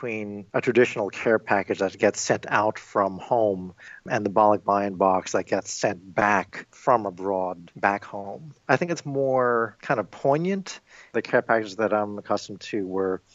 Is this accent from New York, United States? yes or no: yes; New York, United States; now in Illinois, United States; I am Filipino-American, and I was born and raised in New York